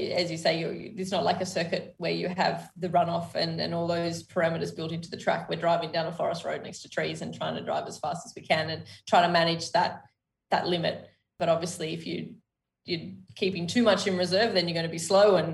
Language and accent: English; Sydney, New South Wales, Australia; We grew up in Sydney, and when I was just before high school, we moved out to like semi-rural